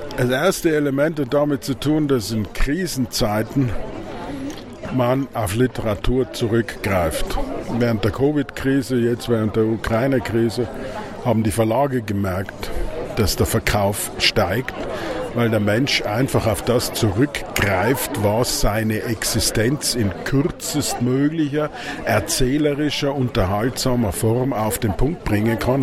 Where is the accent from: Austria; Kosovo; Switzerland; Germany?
Austria; das lernen wir als Tiroler und Vorarlberger